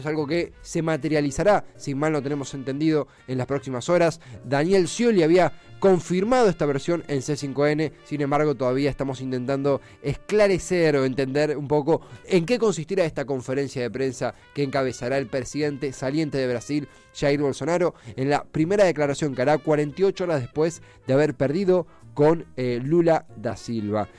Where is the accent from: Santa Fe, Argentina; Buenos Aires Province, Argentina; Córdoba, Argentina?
Buenos Aires Province, Argentina; Avellaneda; yo soy de Avellaneda